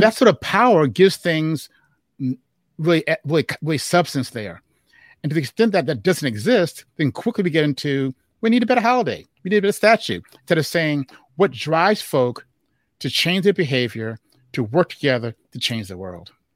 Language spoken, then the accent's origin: English; Chicago, Illinois, United States; they met in Chicago, and I was born in Chicago. And Juneteenth was our thing in Chicago